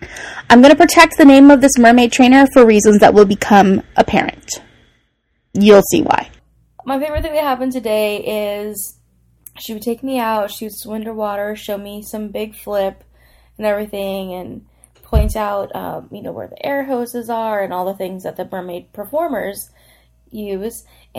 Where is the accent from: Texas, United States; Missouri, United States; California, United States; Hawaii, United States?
Hawaii, United States; I grew up in Hawaii.